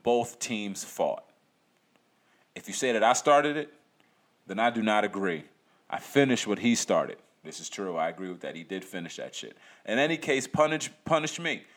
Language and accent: English; United States; As an American